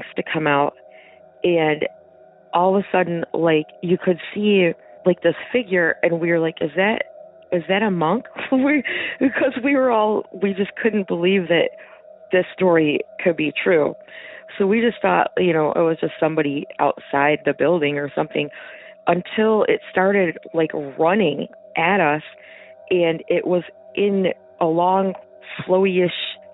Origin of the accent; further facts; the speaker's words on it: Michigan, United States; I'm from Michigan